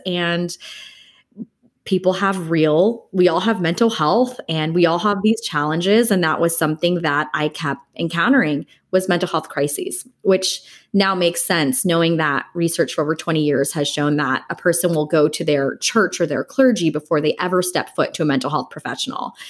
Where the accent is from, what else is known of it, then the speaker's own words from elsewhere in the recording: Los Angeles, California, United States; also born or lived in Dallas, Texas; I am born and raised in Los Angeles, California